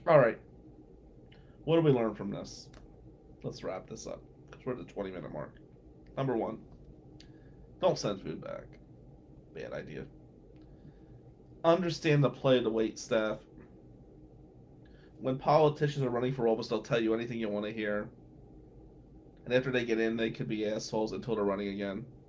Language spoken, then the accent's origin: English; Atlantic City, New Jersey, United States; growing up in Atlantic City